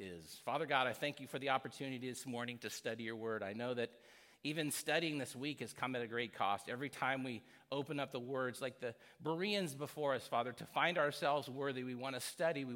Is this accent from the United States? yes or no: yes; United States; growing up in America